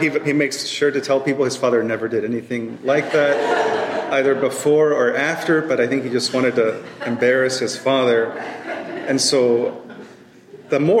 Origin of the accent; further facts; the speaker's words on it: Oklahoma, United States; moved away as an adult; now in Dallas, United States; I was born and raised in Oklahoma, and now I live in Dallas